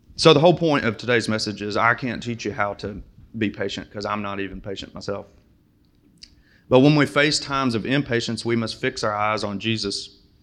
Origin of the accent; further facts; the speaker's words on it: Springfield, United States; moved away; I'm from Springfield, and I could not find a Muslim there if I tried